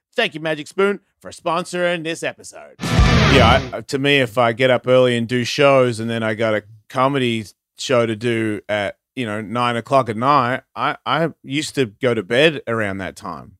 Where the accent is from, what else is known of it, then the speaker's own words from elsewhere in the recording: Australia; moved away; also born or lived in Carlsbad; I'm Australian